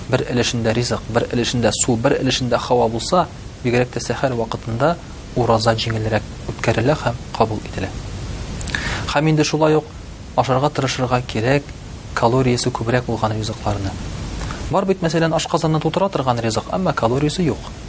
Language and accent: Tatar; Tatarstan, Russia; Без татар халкы урнашкан урыныбыз ягыннан бик уникаль. Менә без татар халкы шушы үзебезнең яшәгән урыныбыздан чыгып ураза тотабыз.